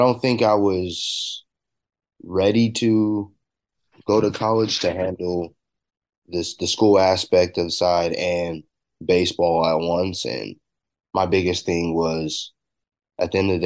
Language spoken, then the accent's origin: English; Corona, California, United States; I'm coming from California